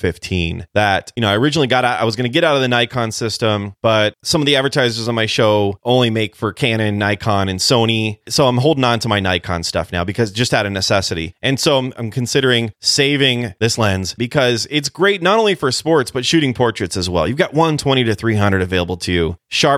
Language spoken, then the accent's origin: English; California, United States; Listen, when I was a kid growing up in California, I grew up all over the place